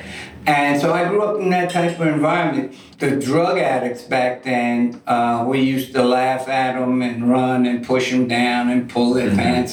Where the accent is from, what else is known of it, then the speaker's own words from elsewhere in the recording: New York City, New York, United States; also born or lived in Staten Island; I'm from New York City. Grew up in Harlem. Was in Harlem for many, many years, and my family decided to move out to Staten Island